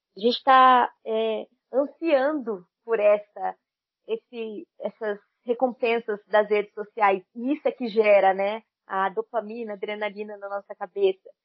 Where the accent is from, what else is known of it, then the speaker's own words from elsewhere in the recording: Brazil; somos brasileiras